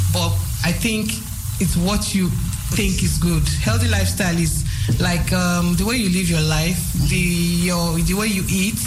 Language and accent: English; Nigeria; moved away; I'm a Nigerian